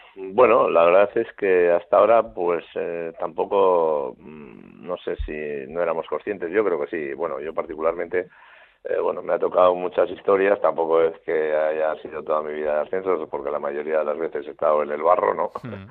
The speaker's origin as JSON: {"language": "Spanish", "region": "Navarre", "country": "Spain", "said": "somos los, los navarros los osasunistas"}